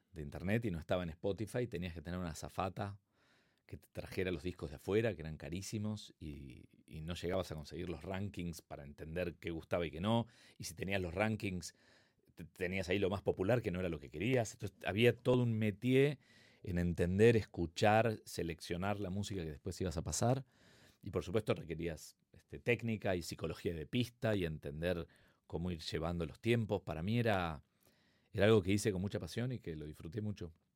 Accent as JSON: {"language": "Spanish", "region": "Buenos Aires", "country": "Argentina", "also_born_or_lived": "Mexico", "accent": "Argentine", "moved": "as an adult", "lives_now": "Madrid, Spain", "said": "Soy de Palermo y vivo acá en España hace dos años y medio."}